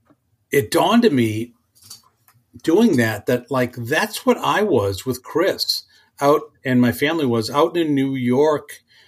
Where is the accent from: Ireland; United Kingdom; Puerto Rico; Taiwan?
Ireland; And I don't know if it's because I'm, you know, a drinker or because I'm Irish.